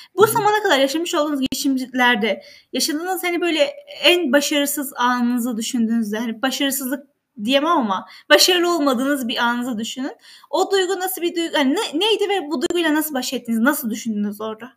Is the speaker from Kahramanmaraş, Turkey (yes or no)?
yes; Kahramanmaraş, Turkey; moved away; ben de Kahramanmaraşlıyım ve bir köyünden geldim.